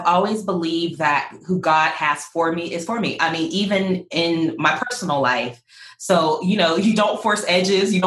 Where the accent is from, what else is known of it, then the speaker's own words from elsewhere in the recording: Pittsburgh, Pennsylvania, United States; moved away; I'm originally from Pittsburgh